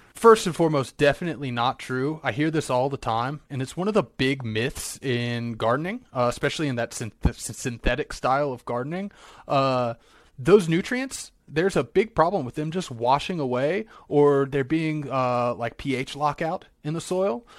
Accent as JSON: {"language": "English", "region": "Virginia", "country": "United States", "tie": "born or raised there", "moved": "yes", "said": "I grew up in Virginia"}